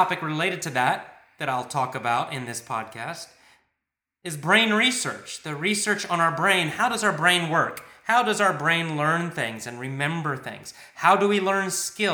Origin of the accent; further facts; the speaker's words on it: United States; I'm American